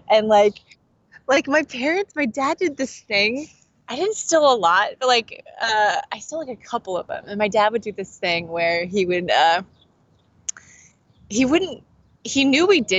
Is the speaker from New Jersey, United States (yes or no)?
no; Kansas City, Missouri, United States; also born or lived in Branson, Missouri; I'm primarily from Kansas City, Missouri, so that's kind of like where I climb. Um, but we lived in Branson for a while